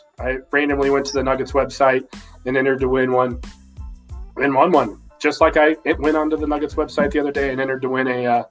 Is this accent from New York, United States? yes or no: yes; New York City, New York, United States; I was raised up in Brooklyn.